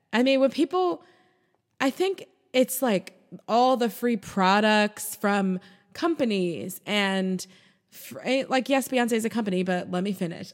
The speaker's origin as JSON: {"language": "English", "country": "United States", "said": "I'm American."}